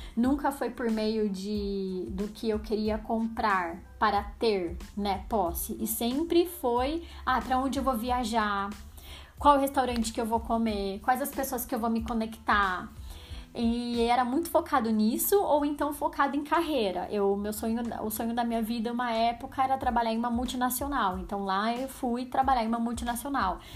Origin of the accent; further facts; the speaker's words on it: Araras, São Paulo, Brazil; also born or lived in Campinas / United States; Vindo de uma cidade minúscula, não é tão minúscula assim, né? Araras tem 120 mil habitantes, talvez mais, I don't know. Pra quem não sabe, eu moro em Araras, é uma cidade no interior de São Paulo. Nasci em Campinas, que também é interior de São Paulo, mas moro em Araras, assim, desde sempre.